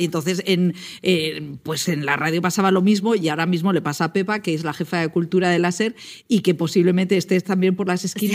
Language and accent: Spanish; Val de San Lorenzo, Castile and León, Spain; mi pueblo, del Val San Lorenzo